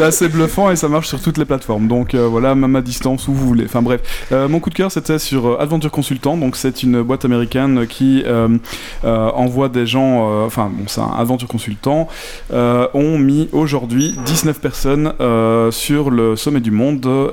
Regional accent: Belgium

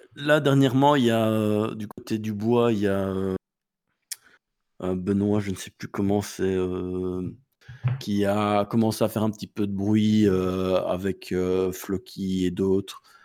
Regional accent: Belgium; on est belge

